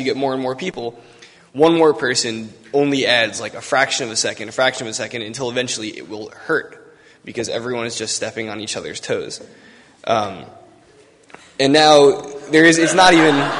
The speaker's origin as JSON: {"language": "English", "area": "Long Island", "region": "New York", "country": "United States", "said": "I'm from Long Island"}